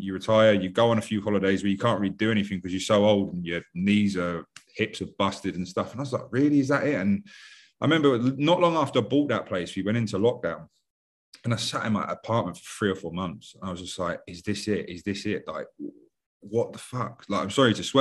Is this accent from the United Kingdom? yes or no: yes; London, United Kingdom; I'm from West London, 5 minutes away from the airport